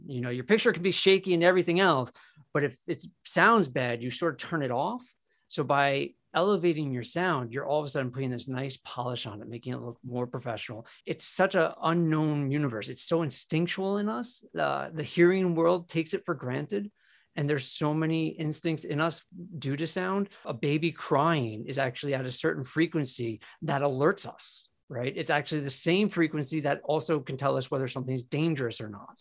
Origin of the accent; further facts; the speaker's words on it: New York, United States; being a New Yorker